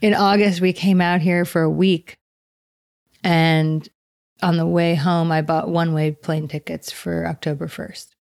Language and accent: English; New York, United States; moved away; I come from New York